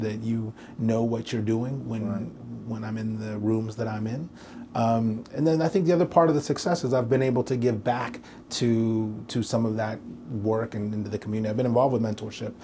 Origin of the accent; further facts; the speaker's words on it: Portland, Oregon, United States; also born or lived in New York; now in Nashville, United States; as a kid, I grew up in Portland, Oregon